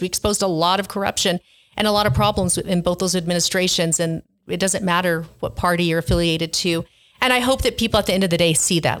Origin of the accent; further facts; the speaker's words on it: Hobbs, New Mexico, United States; I grew up thirty minutes from Hobbs, New Mexico